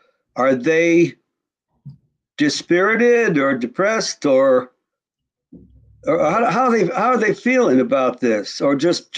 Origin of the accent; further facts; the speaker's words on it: Connecticut, United States; I'm a Yankee boy. I'm from Connecticut.